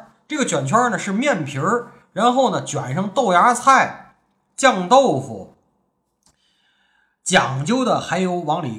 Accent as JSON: {"language": "Chinese", "region": "Tianjin", "country": "China", "said": "我们天津人，呃，可能是穷吧，本地人很少吃狗不理包子"}